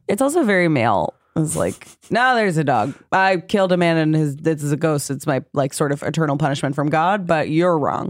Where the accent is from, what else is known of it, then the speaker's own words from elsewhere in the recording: New York, United States; I'm from New York